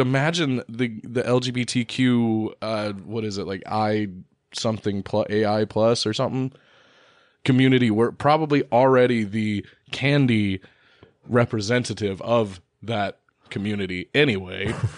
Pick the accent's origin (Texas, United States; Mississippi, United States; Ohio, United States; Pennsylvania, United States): Ohio, United States; we are from Ohio